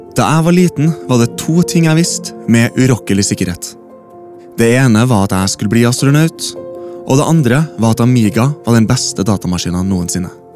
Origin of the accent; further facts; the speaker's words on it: Norway; på Huseby bare et steinkast unna der jeg vokste opp